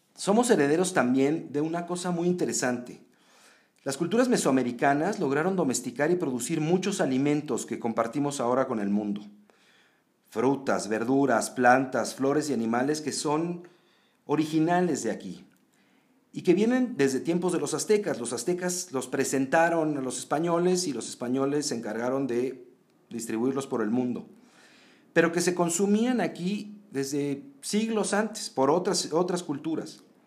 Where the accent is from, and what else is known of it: Mexico